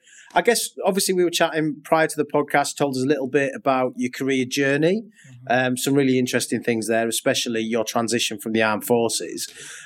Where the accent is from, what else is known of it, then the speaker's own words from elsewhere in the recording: Yorkshire and the Humber, United Kingdom; I'm from North Yorkshire, so I completely understand you.